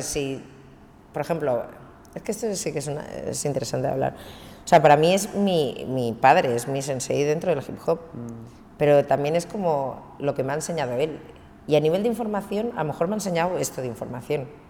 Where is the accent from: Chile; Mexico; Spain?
Spain; Cambrils, Catalonia; also born or lived in Barcelona; que soy de Barcelona, mm. que vengo de Cambrils